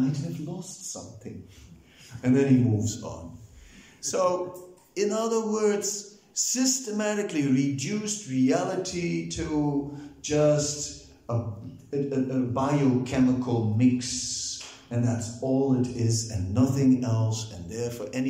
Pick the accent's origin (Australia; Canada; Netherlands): Netherlands; I'm also from Holland